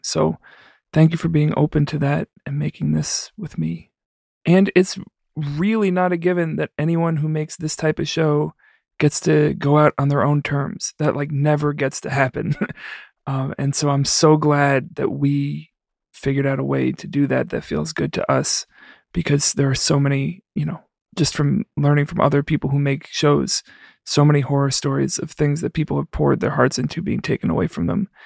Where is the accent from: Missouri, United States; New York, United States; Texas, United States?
New York, United States; New York City; now in Chicago, United States; I'm not from here. I'm from the Bronx